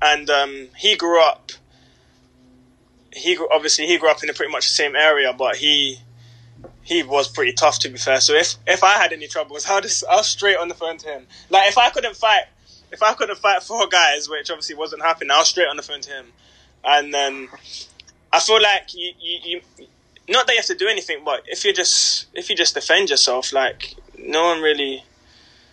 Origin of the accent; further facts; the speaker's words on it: London, United Kingdom; now in Manchester, United Kingdom; we grew up in South London, Peckham